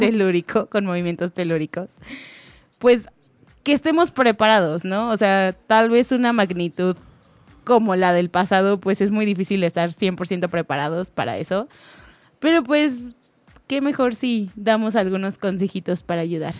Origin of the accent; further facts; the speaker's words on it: Mexico City, Mexico; somos de la Ciudad de México